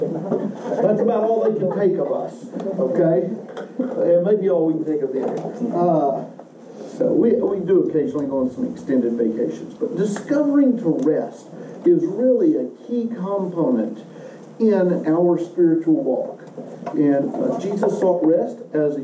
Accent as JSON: {"language": "English", "region": "Western Kentucky", "country": "United States", "tie": "born or raised there", "also_born_or_lived": "Oak Ridge, Tennessee", "moved": "as an adult", "lives_now": "Murfreesboro, United States", "said": "I grew up in Western Kentucky with an outhouse and a very homogeneous community around me, ethnically"}